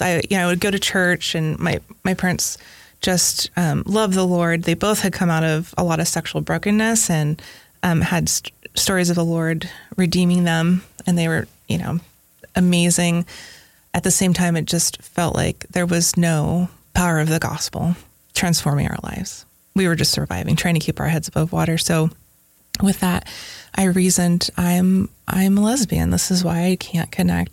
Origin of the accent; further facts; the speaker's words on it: Northern California, United States; also born or lived in Silicon Valley, California; now in Tennessee, United States; I grew up in Northern California